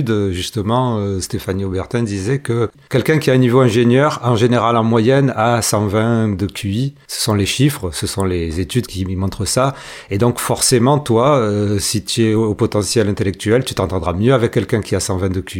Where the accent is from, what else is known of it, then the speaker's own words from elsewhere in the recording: Marseille, Provence-Alpes-Côte d'Azur, France; avec mes bras qui s'agissent de partout en tant que Marseillais